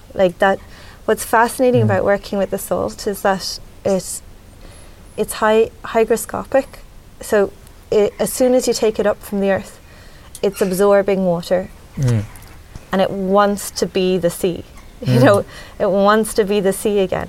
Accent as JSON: {"language": "English", "town": "Dublin", "region": "Leinster", "country": "Ireland", "tie": "born or raised there", "moved": "as an adult", "lives_now": "Midlands, Ireland", "said": "I grew up in the city, and like my we're generations from Dublin"}